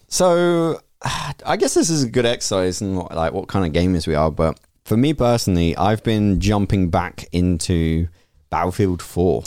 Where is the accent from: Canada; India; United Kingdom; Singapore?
United Kingdom; we're British